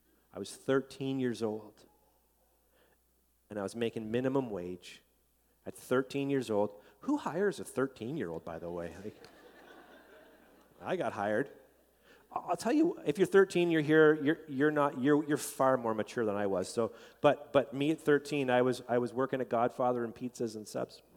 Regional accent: Canada; as a Canadian

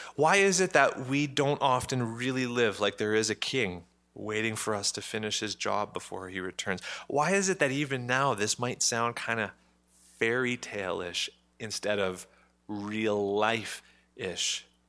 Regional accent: Ottawa, Ontario, Canada; I'm Canadian. I was born in Ottawa.

